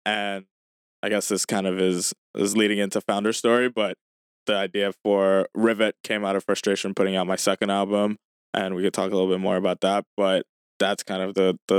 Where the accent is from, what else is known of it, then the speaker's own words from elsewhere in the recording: Lagos, Nigeria; Yeah, so I grew up in Lagos, Nigeria.